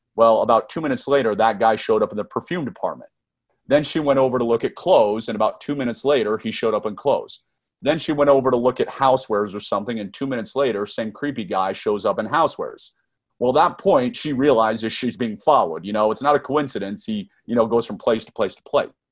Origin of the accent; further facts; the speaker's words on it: Northern Virginia, United States; I was born and raised in Northern Virginia, just a few miles outside of Washington, D C